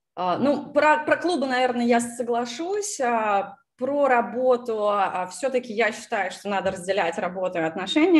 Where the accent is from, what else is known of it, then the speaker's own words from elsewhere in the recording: Moscow, Russia; moved away as an adult; also born or lived in California, United States; now in Texas, United States; родилась в Москве, переехала в США 6 лет назад